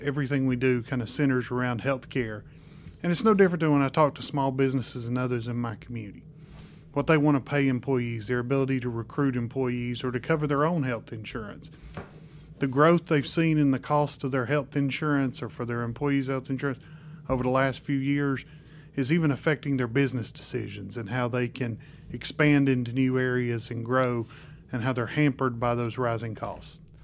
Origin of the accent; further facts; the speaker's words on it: Spruce Pine, North Carolina, United States; My hometown is Spruce Pine, North Carolina